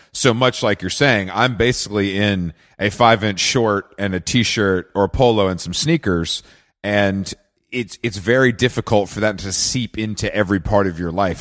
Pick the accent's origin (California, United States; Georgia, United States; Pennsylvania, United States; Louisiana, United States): Georgia, United States; Atlanta; moved away; I'm from the South. I'm from Atlanta originally